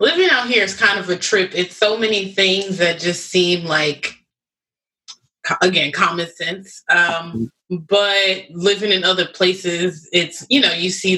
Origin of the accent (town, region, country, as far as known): Chicago, Illinois, United States; born or raised there; also born or lived in New York; now in Oregon, United States